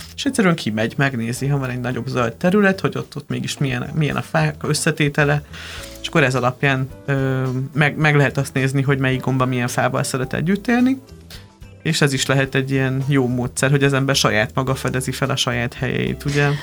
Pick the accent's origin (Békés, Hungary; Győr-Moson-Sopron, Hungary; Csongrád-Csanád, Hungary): Győr-Moson-Sopron, Hungary; Lébény; Győr mellett nőttem fel, egy Lébény nevű faluban